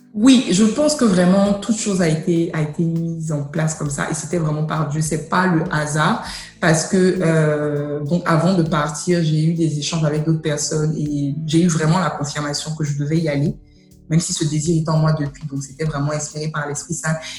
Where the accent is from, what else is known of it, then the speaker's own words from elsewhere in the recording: Côte d’Ivoire; also born or lived in United States; chez nous en Côte d'Ivoire